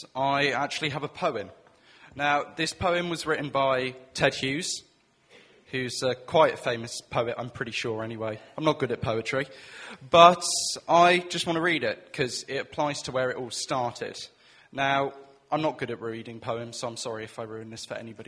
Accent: Welsh, Wales, United Kingdom; also born or lived in Chipping Campden; me being Welsh

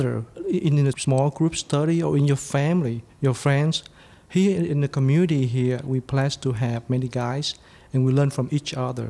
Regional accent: Vietnam; moved away; I'm from Vietnam

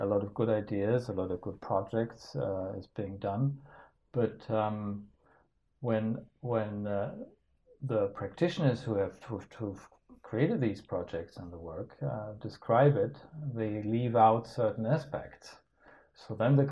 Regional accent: Denmark; I'm from Denmark

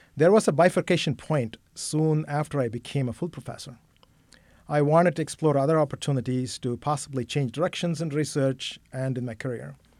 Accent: Chennai, Tamil Nadu, India; moved away as an adult; also born or lived in Kolkata / Miami / Syracuse / Wisconsin; I grew up in Chennai

